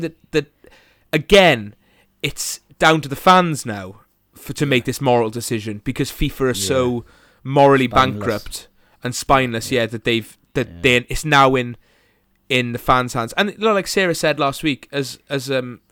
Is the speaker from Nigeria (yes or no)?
no; Bridgend, Wales, United Kingdom; I'm from Bridgen